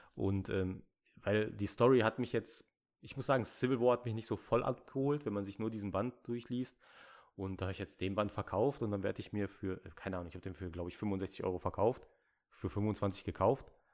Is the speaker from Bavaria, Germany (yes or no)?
no; Ruhr area, North Rhine-Westphalia, Germany; ich bin aus dem Ruhrpott, da sind die Leute nett